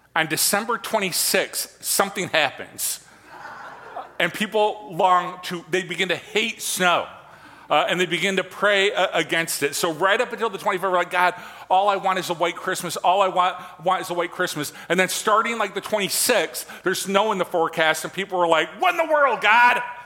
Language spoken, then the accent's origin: English; Michigan, United States; I am from Michigan.